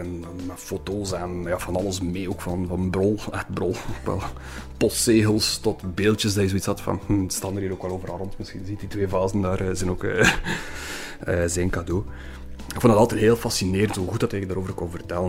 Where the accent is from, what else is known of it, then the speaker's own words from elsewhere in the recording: Oostduinkerke, Flanders, Belgium; moved away as an adult; now in Ghent, Belgium; een rasechte West-Vlaming van Oosteuinkerk, maar ik woon in Gent al oh, 18 jaar ondertussen.